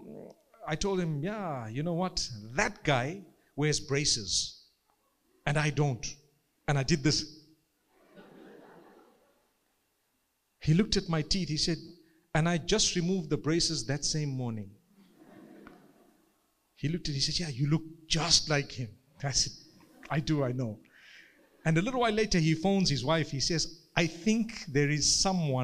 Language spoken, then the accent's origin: English; Zimbabwe; I come from Zimbabwe